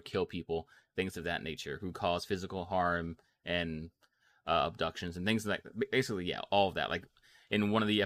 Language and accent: English; United States